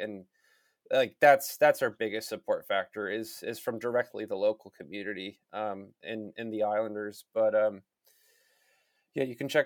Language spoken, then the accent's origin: English; United States; being American